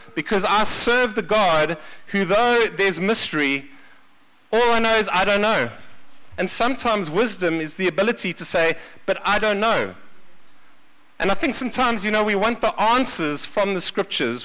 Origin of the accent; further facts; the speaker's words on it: Seychelles; now in South Africa; I was born in the Seychelles